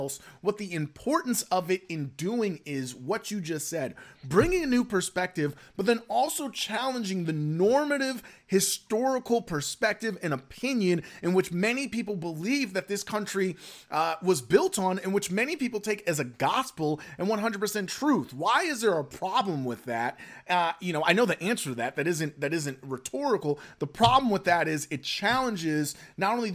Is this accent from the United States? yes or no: yes; the South, United States; also born or lived in New York; I grew up in the South where we had a moment of silence for prayer